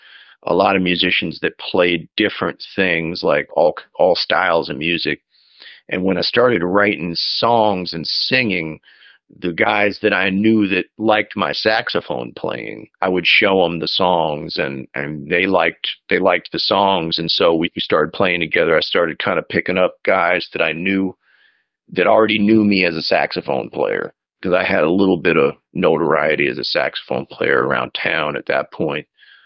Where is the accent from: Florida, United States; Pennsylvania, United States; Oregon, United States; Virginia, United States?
Oregon, United States; Portland; moved away as an adult; also born or lived in New York City, New York; now in Woodstock, United States; I moved to New York when I was about 21. I'm from Portland, Oregon.